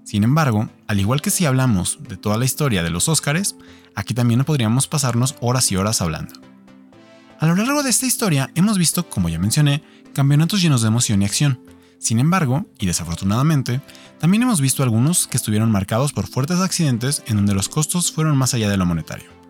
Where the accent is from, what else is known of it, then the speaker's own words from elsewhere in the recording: Mexico; para quienes somos mexicanos, tenemos un motivo muy particular para ver la Fórmula 1